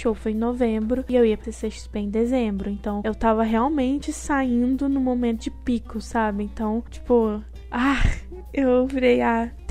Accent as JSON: {"language": "Portuguese", "region": "Paraná", "country": "Brazil", "accent": "Minas Gerais", "lives_now": "Minas Gerais, Brazil", "said": "eu sou do Paraná apesar de do sotaque mineiro e morar em Minas por enquanto, eu sou paranaense."}